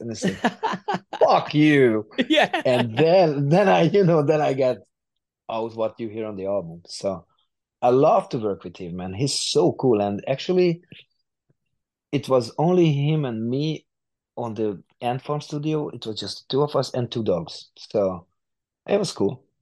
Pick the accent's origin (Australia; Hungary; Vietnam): Hungary; a hungarian studio not far from my from my hometown